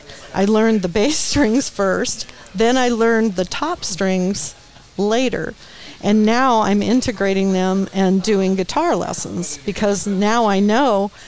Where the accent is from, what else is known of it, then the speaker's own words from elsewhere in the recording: Redondo Beach, California, United States; also born or lived in Menlo Park, California; I am from Redondo. Well, that's where we moved to after we were in Menlo Park. We moved down to Redondo Beach